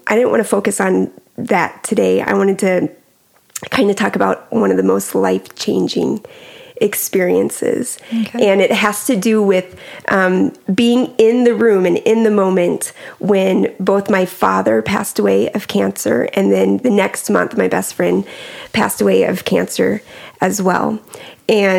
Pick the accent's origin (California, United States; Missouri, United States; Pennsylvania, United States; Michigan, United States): Missouri, United States; Carthage; also born or lived in Clinton, Missouri; I grew up in Carthage, Missouri, small town, loved it